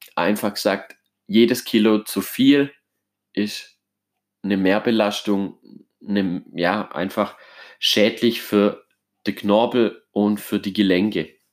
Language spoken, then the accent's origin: German; Germany; bei uns in Deutschland